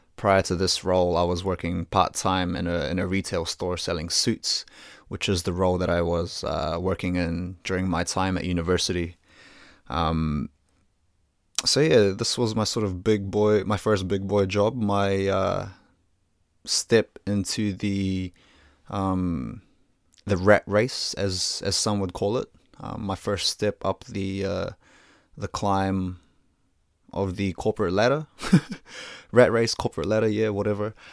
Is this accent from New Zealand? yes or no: yes; New Zealand; I was born in Aotearoa, New Zealand, to Filipino parents, so I consider myself a Kiwi through and through